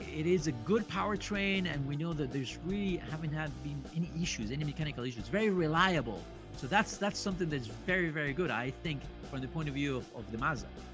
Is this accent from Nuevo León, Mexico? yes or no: yes; Monterrey, Nuevo León, Mexico; now in Los Angeles, United States; I'm from Monterrey, Mexico.